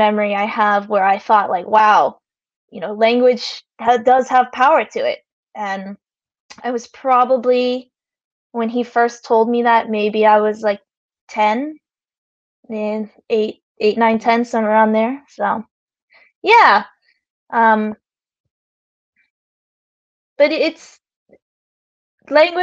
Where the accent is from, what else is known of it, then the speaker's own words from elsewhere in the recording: United States; So I grew up in America.